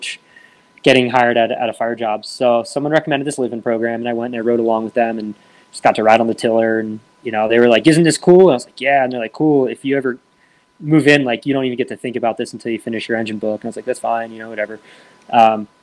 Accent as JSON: {"language": "English", "area": "Lehigh County", "region": "Pennsylvania", "country": "United States", "tie": "born or raised there", "said": "my first volunteer company, which is in Lehigh County, Pennsylvania, which is my hometown, that's where I grew up"}